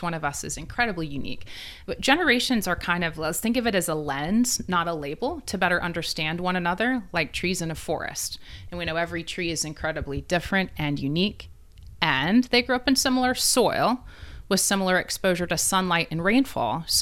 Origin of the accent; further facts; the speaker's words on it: East Tennessee, United States; now in Middle Tennessee, United States; I'm from East Tennessee, right? And the experience I had growing up there is different than even living in Middle Tennessee now.